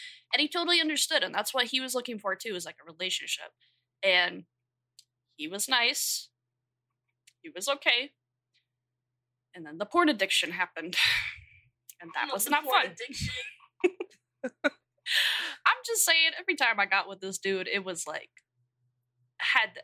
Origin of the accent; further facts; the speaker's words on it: the South, United States; accent: southern; My fucking dialect is coming out. My southern accent is coming out